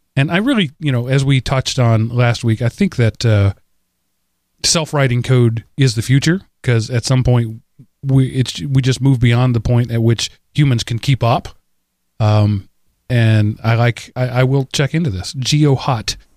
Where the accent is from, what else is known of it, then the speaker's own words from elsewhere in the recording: United States; as an American citizen